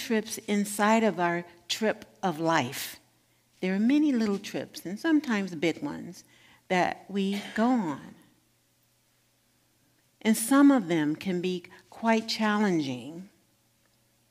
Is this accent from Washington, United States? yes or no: no; Gary, Indiana, United States; moved away; Gary, Indiana, my hometown